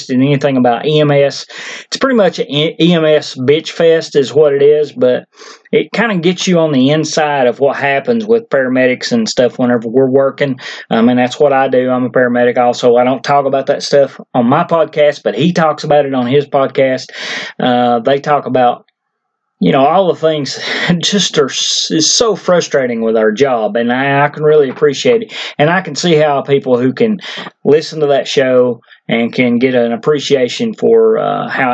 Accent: Tennessee, United States; my home state of Tennessee

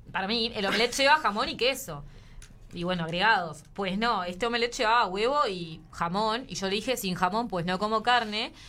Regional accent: Maldonado, Uruguay; de Maldonado, nacida

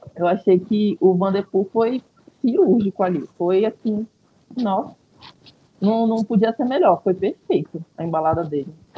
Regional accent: Manaus, Amazonas, Brazil; moved away as an adult; now in São Paulo, Brazil; meu pai é daqui. Eu nasci aqui, na verdade, né? Só que eu fui para lá muito nova

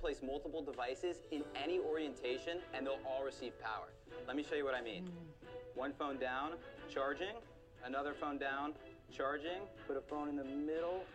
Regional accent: San Diego, California, United States; I'm from San Diego, California

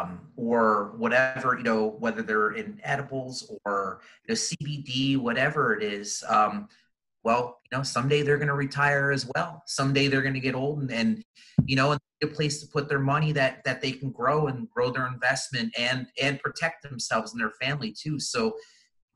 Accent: East Coast, United States; moved away as an adult; now in Arizona, United States; Growing up, I grew up on the East Coast, and I moved out to Arizona about 15, 20 years ago now.

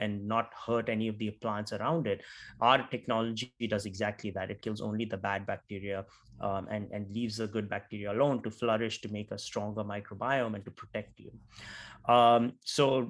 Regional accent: Nagpur, Maharashtra, India; moved away as an adult; also born or lived in South India / West India; now in United States; I'm from India, from a small town called Nagpur, which is the geographical center of India.

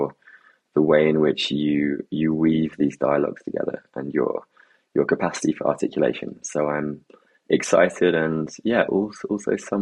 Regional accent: England, United Kingdom; growing up in England as well

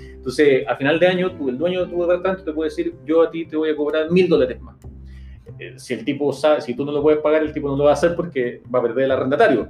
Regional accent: Santiago, Santiago Metropolitan Region, Chile; moved away as an adult; now in New York, United States; yo soy de Santiago

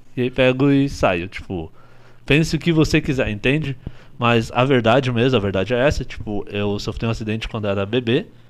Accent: Curitiba, Paraná, Brazil; also born or lived in Ivaiporã, Paraná; Eu sou de Ivaiporã, no Paraná

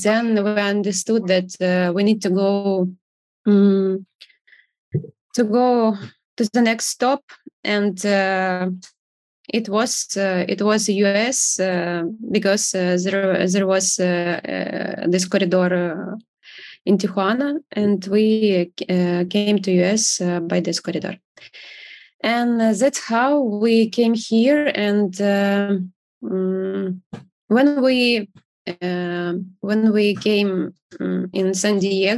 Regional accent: Kyiv, Ukraine; moved away as an adult; originally we are from Kiev, Ukraine, and we lived here for the whole life, and our kids were born here.

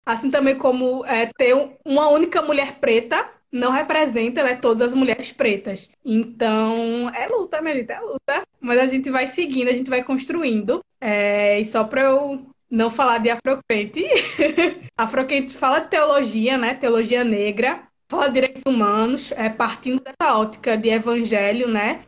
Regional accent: Garanhuns, Pernambuco, Brazil; now in Recife, Brazil; eu sou do interior do estado, né? Nasci em Garanhuns, mas moro no Recife devido à universidade

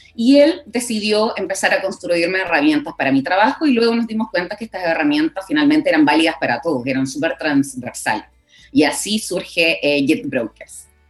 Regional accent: Coquimbo, Chile; moved away as an adult; also born or lived in La Serena; now in Santiago, Chile; yo soy de Coquimbo, entonces estudié allá

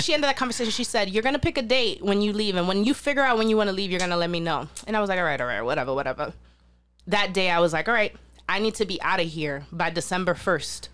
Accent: New York City, New York, United States; I'm from the South Bronx too. I'm from Soundview

